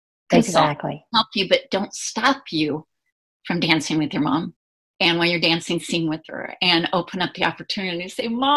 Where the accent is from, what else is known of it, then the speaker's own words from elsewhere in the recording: Indiana, United States; back where I grew up in Indiana